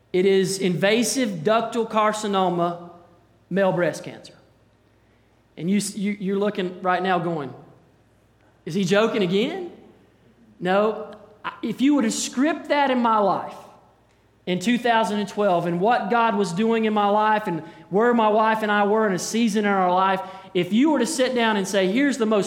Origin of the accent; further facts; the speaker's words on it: Hendersonville, United States; I grew up in Hendersonville